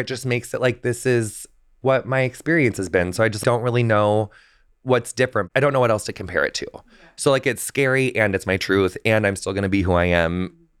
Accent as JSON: {"language": "English", "country": "United States", "tie": "born or raised there", "said": "on the Mississippi River, which we ended up going to in like season 4 of Queer Eye. Like we go to my hometown in that episode, which was really special."}